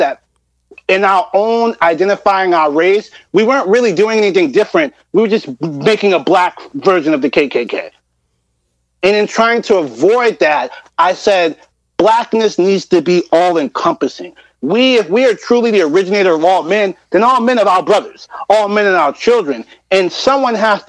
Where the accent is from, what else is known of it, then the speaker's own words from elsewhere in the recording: Rockland County, New York, United States; I grew up in Rockland County.